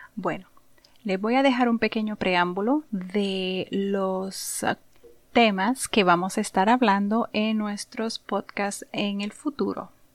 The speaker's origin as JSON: {"language": "Spanish", "town": "San Juan", "country": "Puerto Rico", "tie": "born or raised there", "said": "nací y me crié en Puerto Rico, en un pueblito llamado Santurce"}